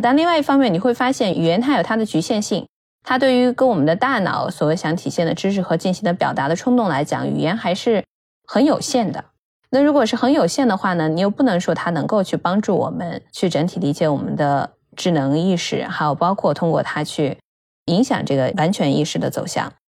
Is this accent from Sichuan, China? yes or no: no; Inner Mongolia, China; 我其实是内蒙古出生长大嘛，所以其实我也从小的话生长的环境有很多蒙古的文字